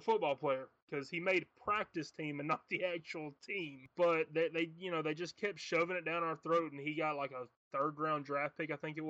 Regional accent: Alabama, United States; my home state of Alabama.

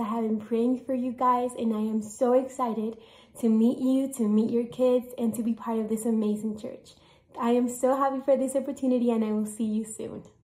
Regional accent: Colombia; moved away as an adult; I am from Colombia

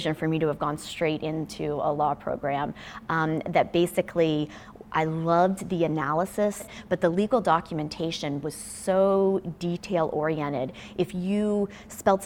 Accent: United States; I'm American

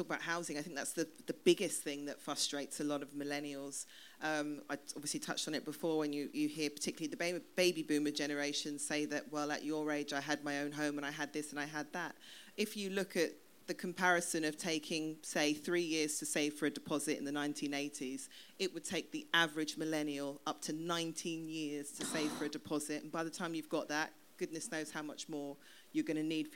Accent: London, United Kingdom; I was born and raised in Southeast London

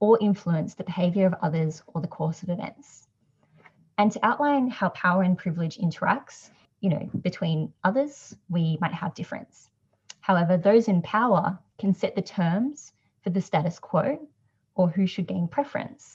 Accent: Australia; I'm Asian Australian

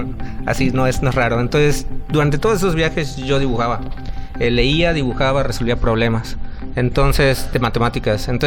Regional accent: Mexico City, Mexico; also born or lived in Orizaba / Guayacocotla; yo nací en Orizaba, Orizaba, Veracruz. Eh, de ahí mi familia pues dio muchos saltos, fuimos al puerto, eh, vivimos en la Sierra Veracruzana, en un pueblito muy chiquito llamado Guayacocotla, y de ahí nos fuimos a la Ciudad de México.

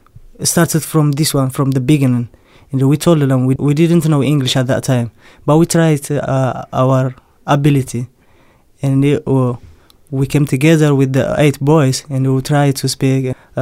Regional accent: Eritrea; English is a second language; now in United Kingdom; I come from Eritrea

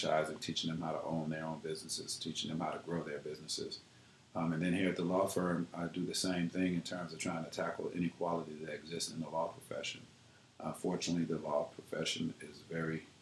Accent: Ford Heights, Illinois, United States; I grew up in Ford Heights, which is a suburb right outside of Chicago.

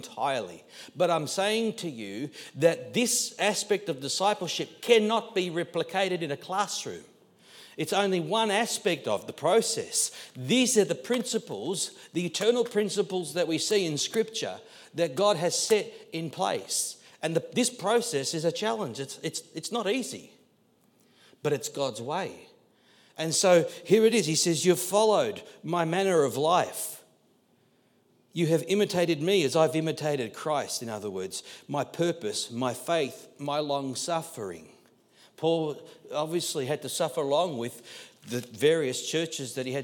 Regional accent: Australia; being Australian and Aussie

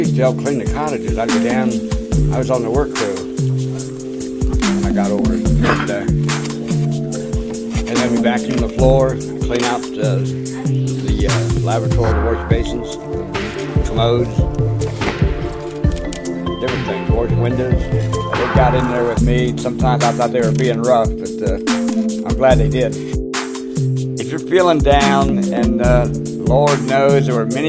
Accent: Marion, Ohio, United States; I was born in 1938 in Marion, Ohio. And at 6 months, I was abandoned overnight on the doorsteps of the Marion County Children's Home

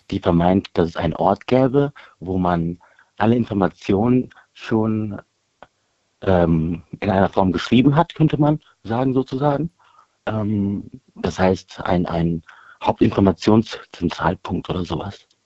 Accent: Bonn, North Rhine-Westphalia, Germany; born there; Nee, ich bin hier in äh, Deutschland geboren. Meine Eltern kommen beide aus Indien.

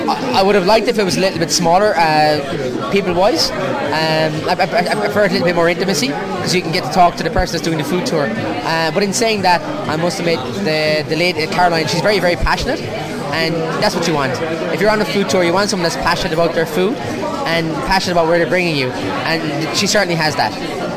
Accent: Munster, Ireland; North Cork, at the Galtee Mountains.

